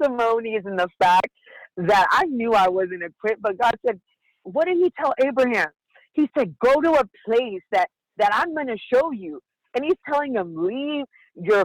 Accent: San Diego, California, United States; I'm from San Diego, California

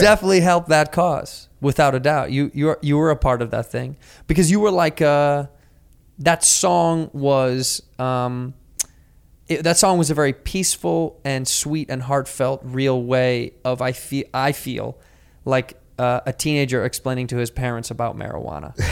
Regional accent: Chicago, Illinois, United States

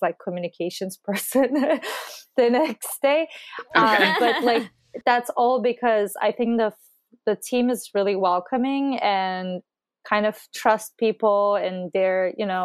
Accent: Istanbul, Turkey; moved away as an adult; now in Boston, United States; I'm originally from Istanbul, Turkey, and I was here as an exchange student for like a year in 2011.

